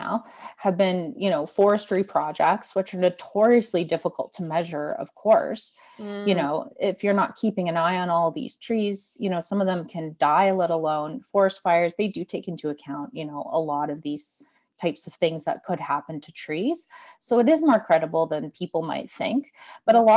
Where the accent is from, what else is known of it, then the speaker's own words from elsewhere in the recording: Calgary, Alberta, Canada; moved away as an adult; also born or lived in Australia; now in Nova Scotia, Canada; I grew up in Alberta. I was mind blown when I came to Nova Scotia